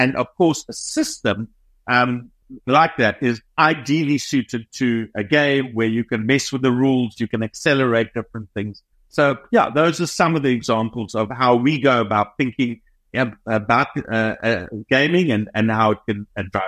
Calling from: Cape Town, Western Cape, South Africa; So we're based in Cape Town, South Africa.

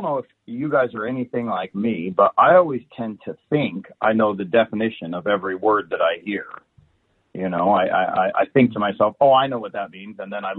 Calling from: Vincent, Indiana, United States; Today I'm calling in from Vincent, Indiana. Cornfield.

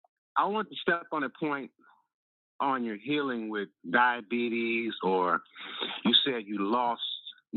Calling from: Chicago, Illinois, United States; Calling from Chicago.

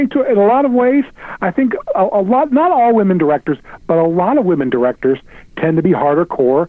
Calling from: Cincinnati, Ohio, United States; from Cincinnati again.

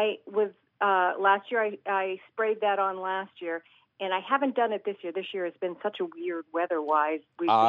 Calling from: East Providence, Rhode Island, United States; I am calling from East Providence, Rhode Island.

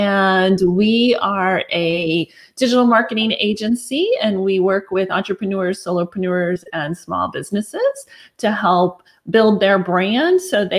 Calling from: McKinney, Texas, United States; I'm calling in from McKinney, Texas, which is just north of the Dallas-Fort Worth area.

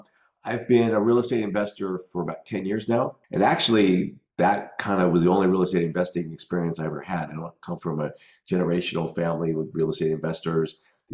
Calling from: Scottsdale, Arizona, United States; Scottsdale, Phoenix, Arizona.

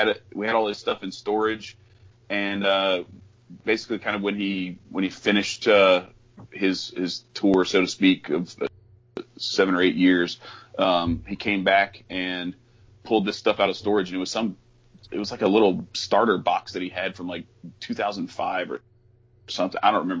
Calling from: Baton Rouge, Louisiana, United States; I'm in Baton Rouge, Louisiana

